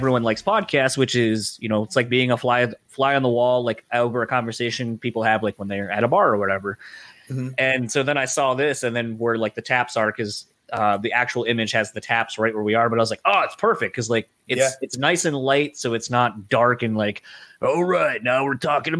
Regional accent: Delaware, United States; now in Michigan, United States; so I'm from Delaware originally. So I have the East Coast in me that wants to pronounce things one way, but I live here in Michigan, and they have their own dialect and way of saying things.

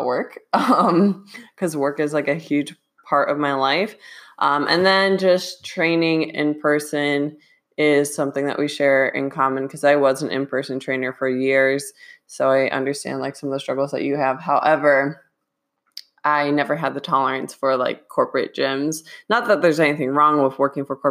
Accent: Midwest, United States; moved away; we're both from the Midwest

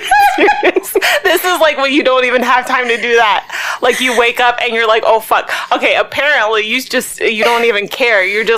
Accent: Baltimore, Maryland, United States; We are three sisters from the Baltimore, Maryland area.

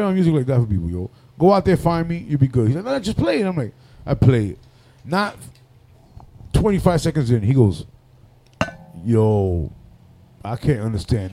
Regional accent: New York City, New York, United States; I'm from Washington Heights

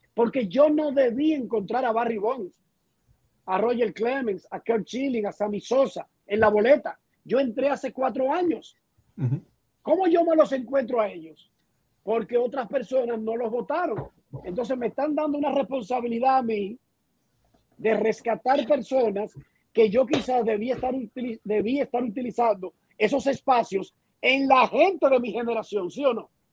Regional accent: Dominican Republic; moved away as an adult; now in Miami, United States; yo soy dominicano

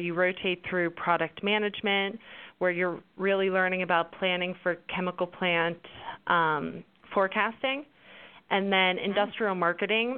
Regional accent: Pittsburgh, Pennsylvania, United States; also born or lived in Baytown; I'm originally from Pittsburgh where I live now

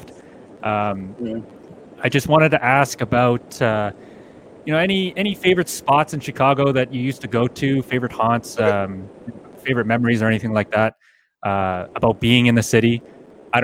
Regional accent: Canada; As a Canadian

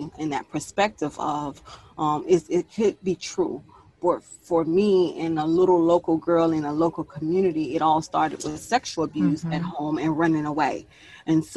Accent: Miami, Florida, United States; Miami-Dade County, born and raised, the 305

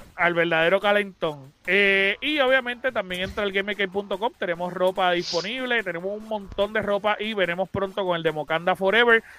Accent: Puerto Rico

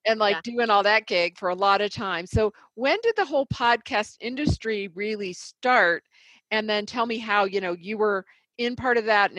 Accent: Indiana, United States; moved away as an adult; also born or lived in Dallas; now in Colorado, United States; I did Indiana.

